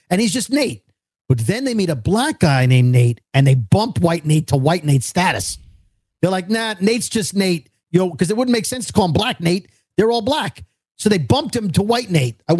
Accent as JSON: {"language": "English", "town": "Brooklyn", "region": "New York", "country": "United States", "said": "As New Yorkers, as two dopes from Brooklyn"}